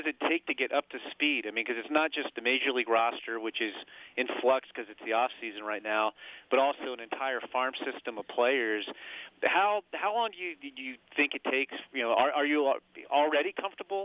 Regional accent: Northern Virginia, United States; a fellow Northern Virginian like I am

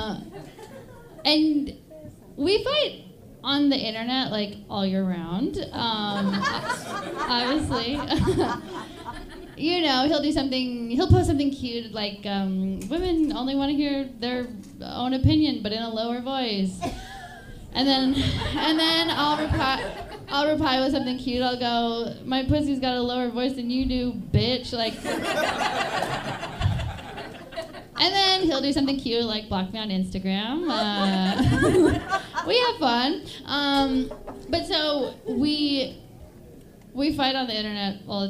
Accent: Bayfield, Wisconsin, United States; moved away; I'm from a very small town in Wisconsin. It's called Bayfield, Wisconsin.

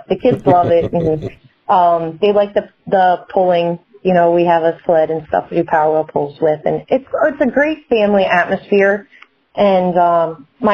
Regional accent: Maryland, United States; born and raised in Maryland and lived right up the street a couple miles from Buck Motorsports Park

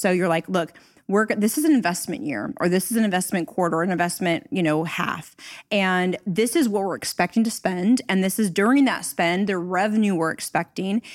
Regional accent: Northern California, United States; I'm actually from Northern California, so I started my career here

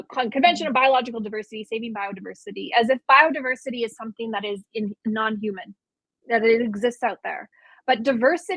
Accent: Canada; who we are as Dene

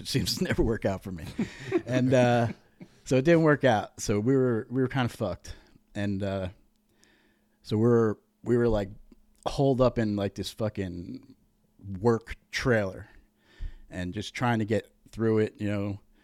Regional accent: Montville, Connecticut, United States; also born or lived in Uncasville (Tuaco?); I was born in Tuaco, moved to Montville, like, a little bit over. It was hillbilly. We were raised fucking hillbilly.

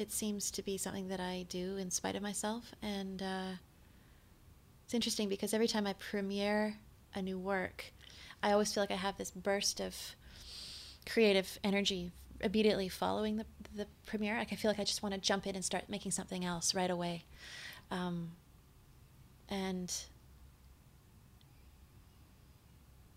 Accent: West Coast, Canada; I was from the West Coast

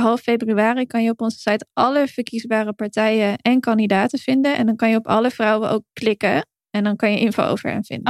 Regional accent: Heerhugowaard, North Holland, Netherlands; moved away; ik kom dan oorspronkelijk uit Herengewaard, eh, vlakbij Alkmaar, Koep van Noord-Holland. Dat ook heel veel mensen uit mijn geboorteomgeving, zeg maar, of waar ik, waar ik mijn jeugd doorbracht

